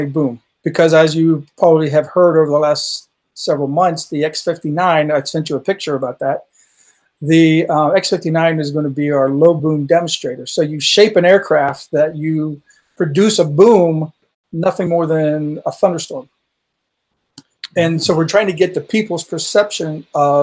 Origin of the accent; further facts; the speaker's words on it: a little town north of Pittsburgh, Pennsylvania, United States; moved away as an adult; also born or lived in Utah / Nevada; I grew up in a little town north of Pittsburgh